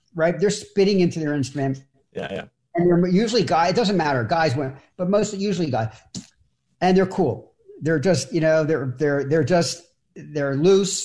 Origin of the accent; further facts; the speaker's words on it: Philadelphia, Pennsylvania, United States; I'm from Philadelphia